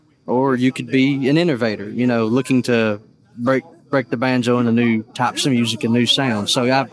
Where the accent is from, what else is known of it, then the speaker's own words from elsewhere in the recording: Kingsport, Tennessee, United States; I'm from Kingsport, Tennessee